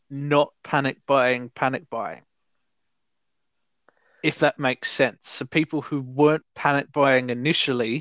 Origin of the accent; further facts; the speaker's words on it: Australia; As an Australian